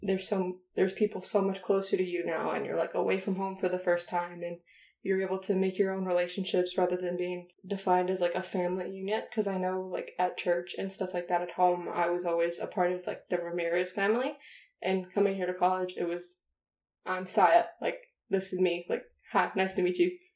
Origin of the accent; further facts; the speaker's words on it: Dallas, Texas, United States; also born or lived in El Paso, Texas; I'm from Texas